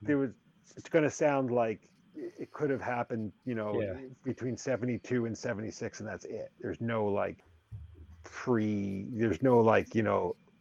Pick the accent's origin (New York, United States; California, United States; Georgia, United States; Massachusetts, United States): New York, United States; New York City; I grew up in and around New York City